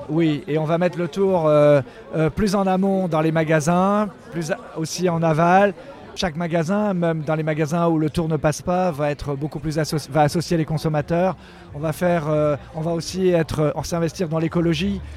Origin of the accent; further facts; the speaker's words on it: Brittany, France; chez moi en Bretagne